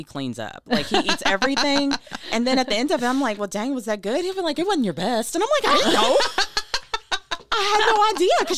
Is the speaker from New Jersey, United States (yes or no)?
no; Paducah, Kentucky, United States; moved away as an adult; now in Owensboro, United States; I'm from Paducah, Kentucky.